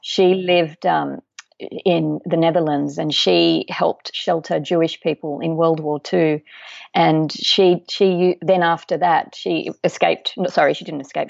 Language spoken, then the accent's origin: English; Australia; also born or lived in Uruguay; we moved to Australia when I was two years old